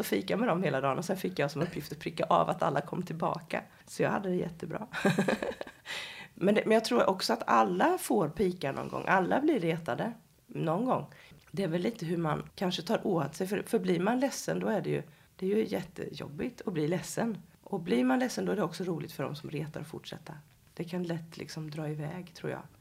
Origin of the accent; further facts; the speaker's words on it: Habo, Jönköping County, Sweden; moved away as an adult; also born or lived in Stockholm; Jag kommer ifrån Habo utanför Jönköping